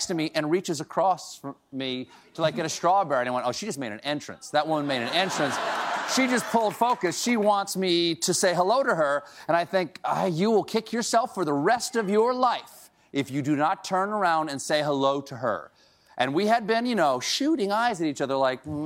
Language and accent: English; Charleston, South Carolina, United States; moved away; home to Charleston, South Carolina, my hometown